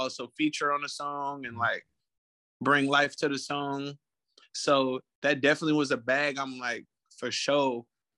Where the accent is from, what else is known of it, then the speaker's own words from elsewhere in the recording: Richmond, California, United States; also born or lived in San Pablo, California; I was born in San Pablo at Brookside Medical Hospital. So like in and around Richmond as a youth, I went to Pinoa Valley High School